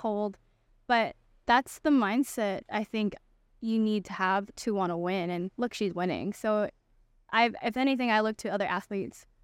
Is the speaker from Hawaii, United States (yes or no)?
yes; Makaha, Oahu, Hawaii, United States; So I'm born on the island of Oahu, and I grew up, uh, on the west side in Makau, Hawaii.